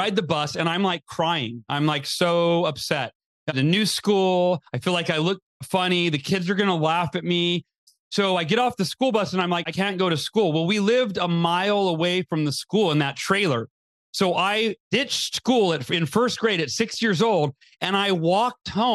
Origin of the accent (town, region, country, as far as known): Oakhurst, California, United States; born or raised there